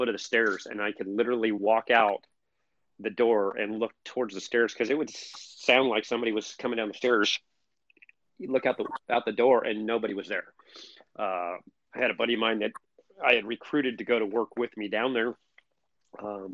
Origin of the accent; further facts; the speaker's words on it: Riverside, California, United States; originally I grew up in Riverside is right next door to San Bernardino